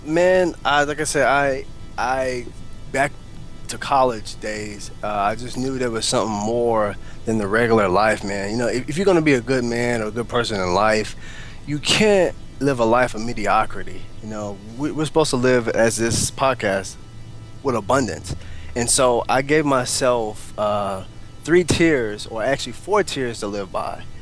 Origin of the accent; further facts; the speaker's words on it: Altus, Oklahoma, United States; moved away as an adult; also born or lived in Lawton, Oklahoma / Alaska; now in Oklahoma City, United States; I was raised in Altus, and from Altus, I traveled to Lawton